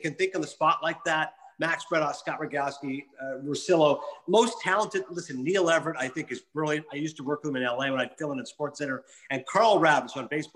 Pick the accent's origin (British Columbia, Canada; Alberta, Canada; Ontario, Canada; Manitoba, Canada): Ontario, Canada; Kingston; moved away as an adult; also born or lived in Connecticut; now in Ho-Ho-Kus, United States; I grew up in Kingston, which is between Toronto and Montreal. So since I was in Ontario, the province